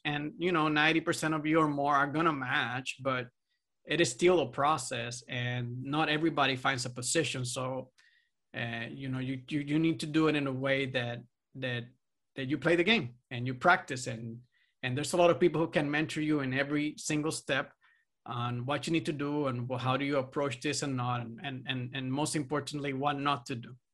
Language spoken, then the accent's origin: English; Puerto Rico; I'm from Puerto Rico